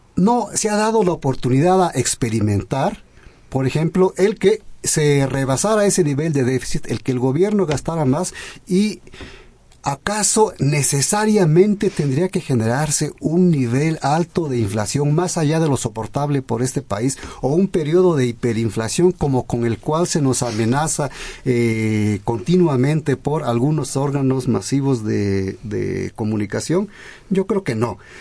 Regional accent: Mexico

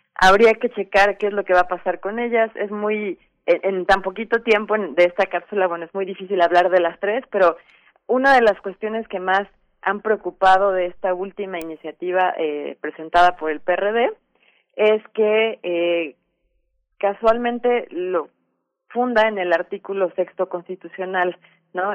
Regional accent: Mexico; importante para todos como mexicanos

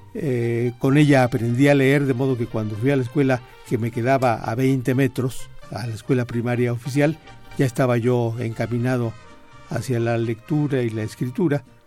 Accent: Pachuca, Hidalgo, Mexico; also born or lived in Mineral del Monte; yo crecí en Pachuca, yo nací en, Mineral del Monte y mi familia se fue rápidamente.

